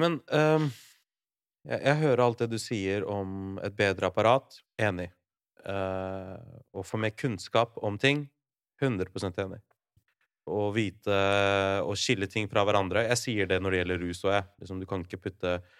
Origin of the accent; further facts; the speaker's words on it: Larvik, Vestfold, Norway; min hjemby, da. Larvik.